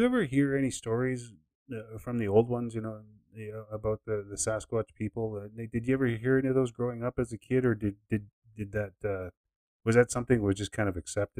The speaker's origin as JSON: {"language": "English", "region": "Saskatchewan", "country": "Canada", "said": "I'm from Saskatchewan."}